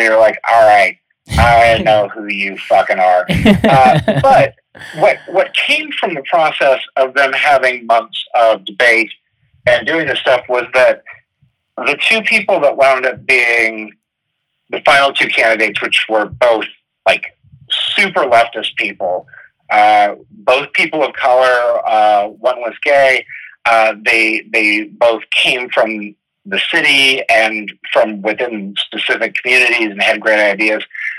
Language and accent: English; Los Angeles, California, United States; I'm a comedian that toured the country. I'm a screenwriter from Los Angeles.